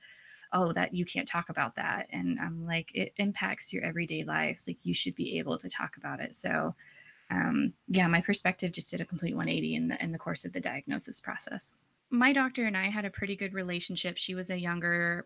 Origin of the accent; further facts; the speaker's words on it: Oklahoma, United States; I grew up in Oklahoma in a Catholic family.